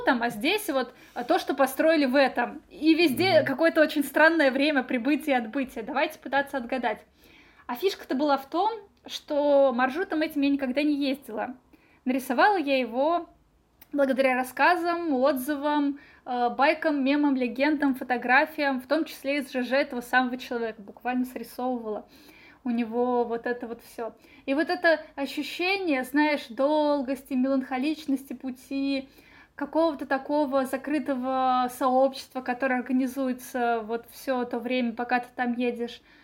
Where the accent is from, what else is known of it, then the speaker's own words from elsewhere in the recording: Nizhny Novgorod, Nizhny Novgorod Oblast, Russia; moved away as an adult; now in Moscow, Russia; я девочка из Нижнего Новгорода